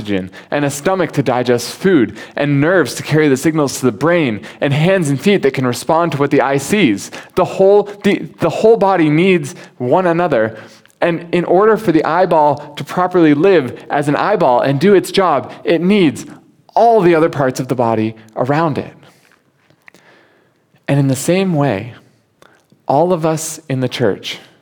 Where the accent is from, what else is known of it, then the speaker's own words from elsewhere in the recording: United States; now in Hong Kong; As an American